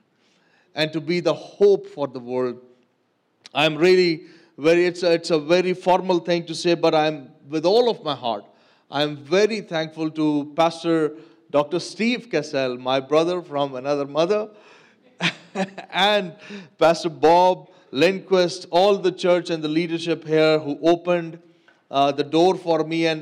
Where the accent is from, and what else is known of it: Pakistan